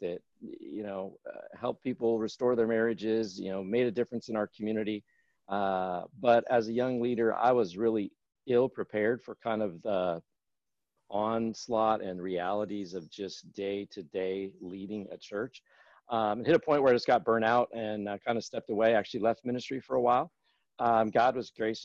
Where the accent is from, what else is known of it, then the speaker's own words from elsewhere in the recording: Northern California, United States; I grew up in Northern California